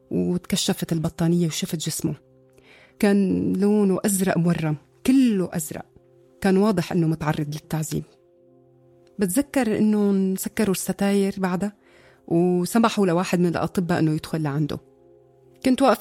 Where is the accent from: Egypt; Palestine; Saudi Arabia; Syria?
Syria; moved away; أنا طلعت من سوريا بداية سنة 2013